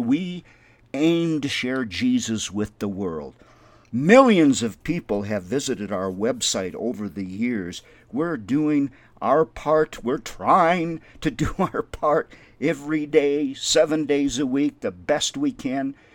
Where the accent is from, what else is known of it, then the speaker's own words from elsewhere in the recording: Windom, Minnesota, United States; now in Albuquerque, United States; I was born in Wyndham, Minnesota, and have such a love for my community.